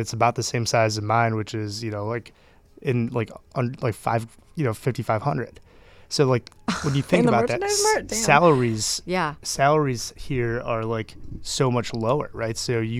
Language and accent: English; Chicago, Illinois, United States